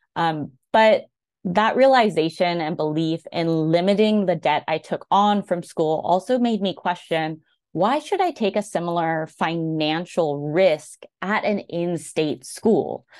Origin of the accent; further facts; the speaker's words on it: Bay Area Tri-Valley, California, United States; moved away as an adult; now in Virginia, United States; Bay Tri-Valley area